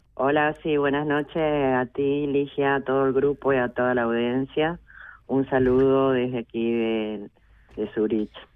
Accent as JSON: {"language": "Spanish", "region": "Misiones", "country": "Argentina", "tie": "born or raised there", "moved": "as an adult", "lives_now": "Switzerland", "said": "yo soy argentina, soy una mujer argentina, soy migrante, hija de personas que de campesinos, campesinas, desde nací en la selva misionera, en Misiones Argentinas"}